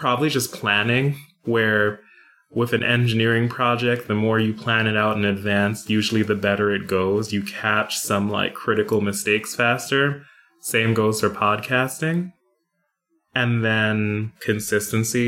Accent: New York, United States; now in North Carolina, United States; I'm originally from New York

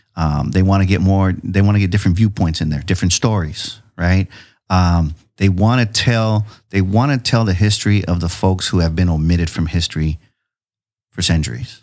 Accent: San Diego, California, United States; now in Chula Vista, United States; I grew up in City Heights

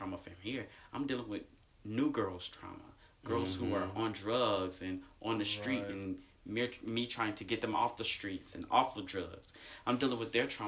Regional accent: Atlanta, Georgia, United States; I'm from good old Atlanta

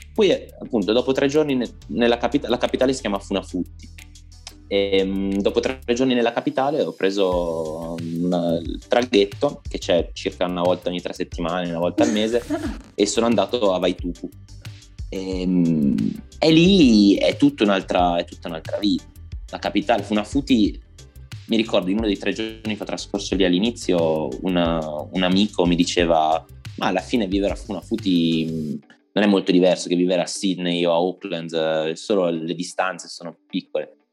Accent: Parma, Emilia-Romagna, Italy; now in Turin, Italy; sono originario di Parma, però adesso mm, vivo a Torino in questo momento

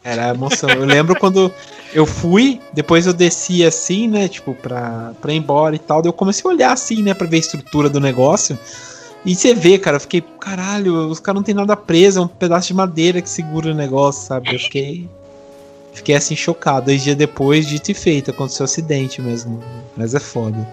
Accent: Brazil; como sou do interior aqui, bem fugidão mesmo

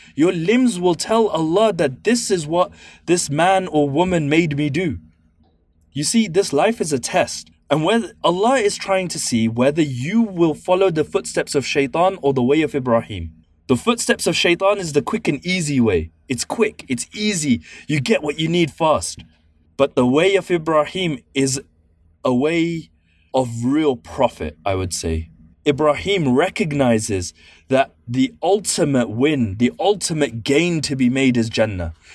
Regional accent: London, United Kingdom; I'm from East London

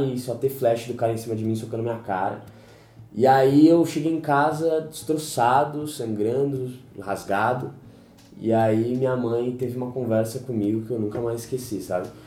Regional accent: São Paulo, Brazil; eu nasci fui criado aqui em São Paulo, raiz, Pirituba City, desde sempre

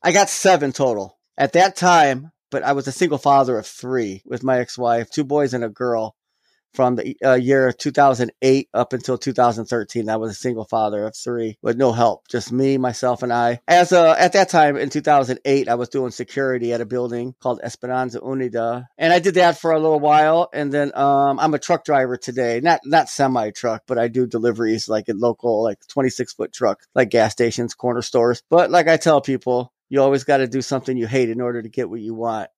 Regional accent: Florida, United States; also born or lived in Gary, Indiana; now in Milwaukee, United States; we moved to Florida when I was, like, six or seven. I grew up there, so that's always my home

